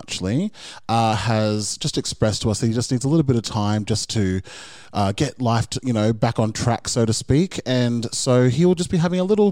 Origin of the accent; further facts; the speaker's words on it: Brisbane, Queensland, Australia; we're from Brisbane